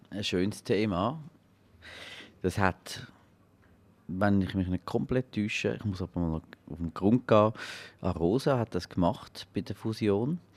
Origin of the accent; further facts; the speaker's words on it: Glarus, Switzerland; Ich bin Glarner ursprünglich also auf dem Papier.